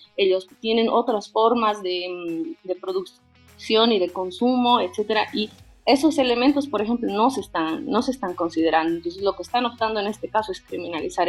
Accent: Bolivia

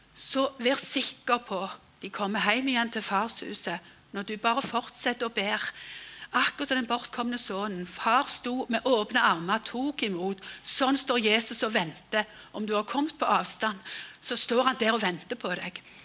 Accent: Frøyland, Rogaland, Norway; hjemme på Frøyland

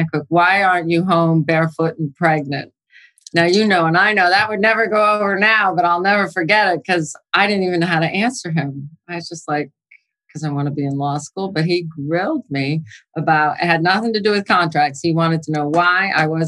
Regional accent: New York, United States; also born or lived in New Jersey; I'm from New York, actually, so I shouldn't call myself a Jersey girl. But I'm from the Northeast

